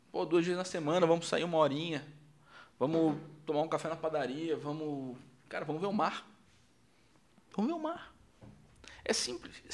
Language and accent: Portuguese; Rio Grande do Sul, Brazil; eu sou gaúcho.